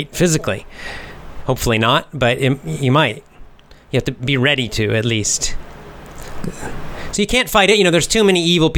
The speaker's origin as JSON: {"language": "English", "country": "United States", "said": "I'm American"}